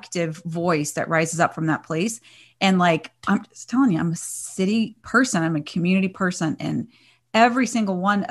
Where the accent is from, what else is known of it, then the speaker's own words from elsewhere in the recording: Fort Smith, Arkansas, United States; now in California, United States; I was raised in Fort Smith. And I miss that part of the country. And I've been in California for over 30 years